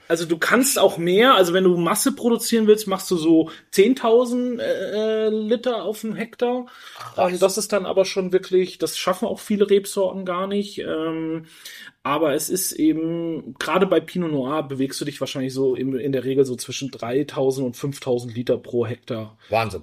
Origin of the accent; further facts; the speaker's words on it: Franconia, Bavaria, Germany; now in Switzerland; war dann aber einige Jahre in Franken, in meiner Heimat